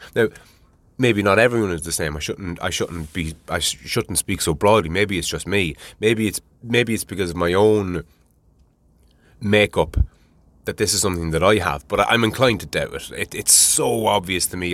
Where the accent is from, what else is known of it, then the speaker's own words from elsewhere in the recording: Ireland; I'm Irish